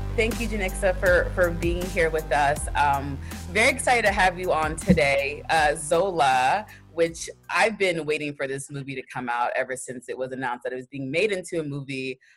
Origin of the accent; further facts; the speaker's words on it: Texas, United States; I grew up in Texas, but um, my yeah, I was born in Texas